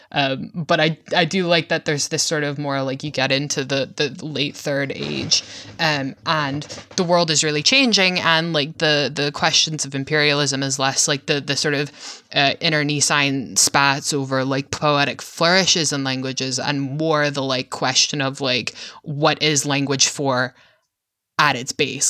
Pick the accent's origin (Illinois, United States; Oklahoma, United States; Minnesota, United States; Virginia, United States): Virginia, United States; I'm from Virginia, so I'm, like, you know, part of the South